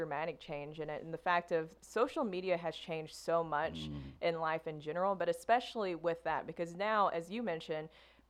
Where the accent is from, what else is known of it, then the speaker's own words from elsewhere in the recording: the South, United States; accent: Southern; I worked so hard to get rid of my Southern accent.